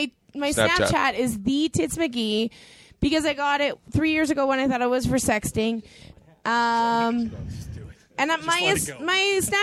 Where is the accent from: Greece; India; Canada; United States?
Canada; I'm Canadian.